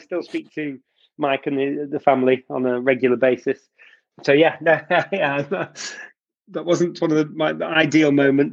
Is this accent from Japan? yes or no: no; the north of England, United Kingdom; moved away as an adult; now in Biarritz, France; I can, coming from the north of England